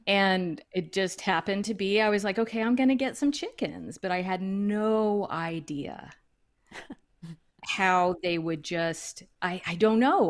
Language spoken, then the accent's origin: English; Duncanville, Texas, United States; I am originally from Duncanville, Texas, which is a suburb of Dallas. I lived all my, you know, all my early years in the suburbs.